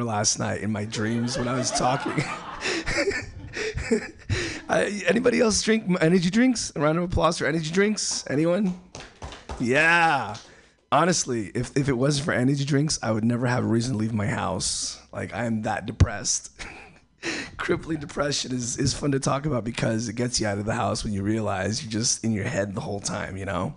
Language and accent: English; El Salvador; moved away; I'm from El Salvador